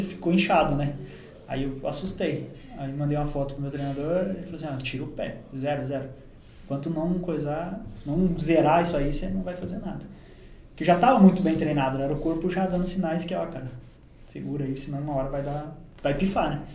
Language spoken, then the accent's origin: Portuguese; Caçador, Santa Catarina, Brazil; also born or lived in Uberlândia; now in Senador Amaral, Brazil; Eu sou natural de Caçador, Santa Catarina